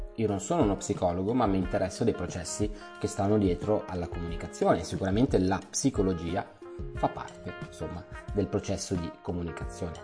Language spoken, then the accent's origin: Italian; Milan, Lombardy, Italy; io sono di Milano